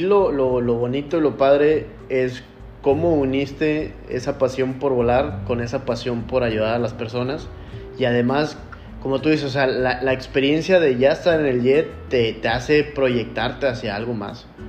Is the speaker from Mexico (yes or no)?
yes; Mexico; como mexicanos